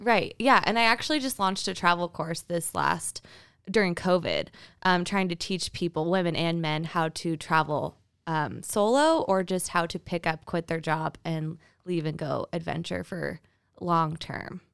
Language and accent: English; Twin Falls, Idaho, United States; also born or lived in San Francisco, California; now in Boise, United States; grew up in Twin Falls, and then I went to University of Idaho